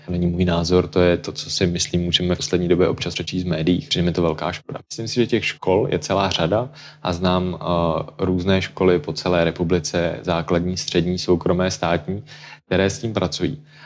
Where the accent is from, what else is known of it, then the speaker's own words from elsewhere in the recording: Czechia; u nás, u nás v Čechách